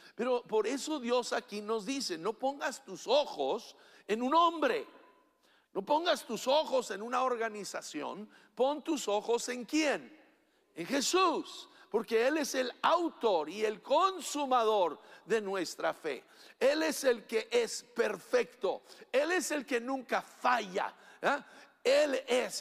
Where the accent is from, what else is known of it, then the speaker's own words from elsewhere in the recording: Chihuahua, Mexico; cuando crecí en la Junta Chihuahua